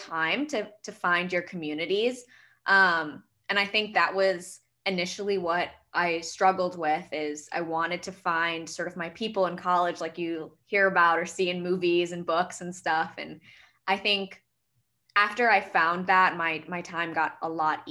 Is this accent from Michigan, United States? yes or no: yes; Metro Detroit, Michigan, United States; I'm from Metro Detroit area as well.